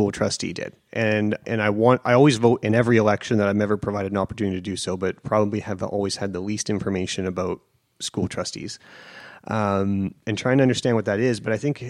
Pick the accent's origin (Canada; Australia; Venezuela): Canada; Delta, British Columbia; I grew up in Tawasin, South Delta, and there's a neighborhood, Boundary Bay.